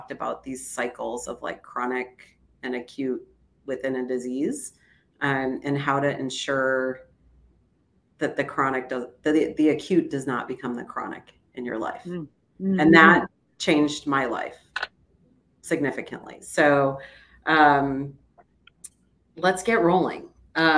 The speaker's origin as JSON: {"language": "English", "region": "Ohio", "country": "United States", "tie": "born or raised there", "moved": "yes", "lives_now": "Chicago, United States", "said": "I grew up in Ohio and now I live in Chicago."}